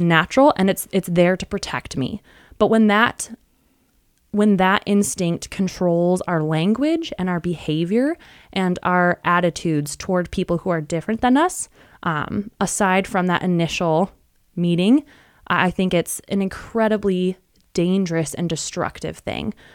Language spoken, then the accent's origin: English; West Michigan, United States; also born or lived in suburbs of Chicago; I was born and raised in West Michigan and still live in West Michigan